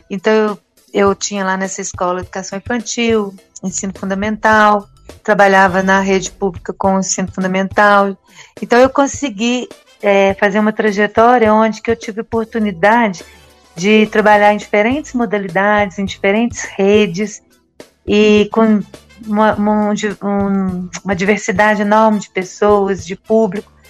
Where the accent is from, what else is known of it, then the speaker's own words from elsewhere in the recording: Arcos, Minas Gerais, Brazil; Então, eu sou aqui de Arcos, né, aqui é do interior de Minas Gerais, uma cidade de aproximadamente 40 mil habitantes aqui no Centro-Oeste. E nasci aqui, fui criada aqui, casei aqui.